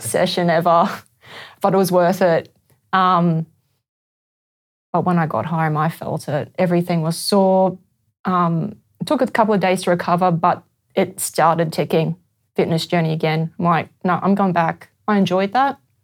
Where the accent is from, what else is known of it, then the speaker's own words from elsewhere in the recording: Brisbane, Queensland, Australia; I'm from Brisbane.